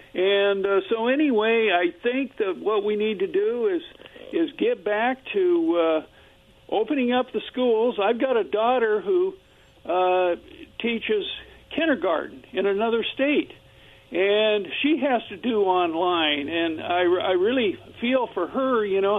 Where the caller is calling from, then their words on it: Kennewick, Washington, United States; Yeah, this is … from Kennewick.